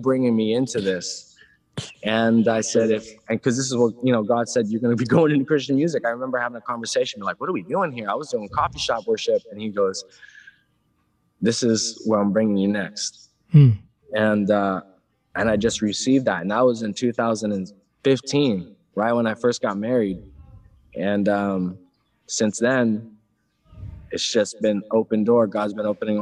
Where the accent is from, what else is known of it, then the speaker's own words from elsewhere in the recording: San Diego, California, United States; I grew up in San Diego